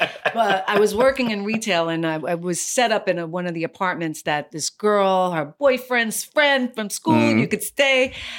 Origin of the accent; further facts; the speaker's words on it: New York City, New York, United States; I'm a native New Yorker from the city. So we don't get licenses there. We hail cabs.